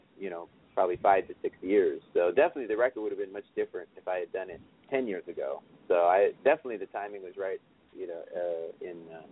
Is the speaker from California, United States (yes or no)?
no; Tualatin, Oregon, United States; I'm from Oregon, and when I was first growing up, I was in Tualatin, Oregon, which is about 20 minutes from Portland.